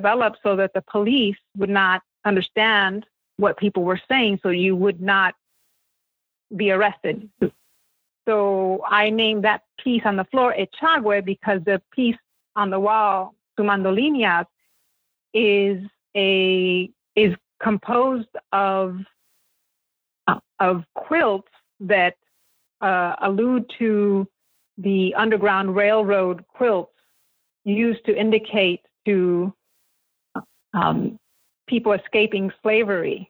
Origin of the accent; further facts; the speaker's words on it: United States; my experience growing up in the United States, speaking both languages.